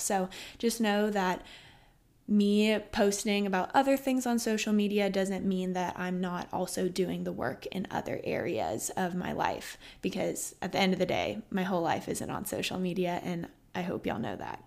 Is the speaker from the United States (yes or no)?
yes; Austin, Texas, United States; I was born and raised in Austin, Texas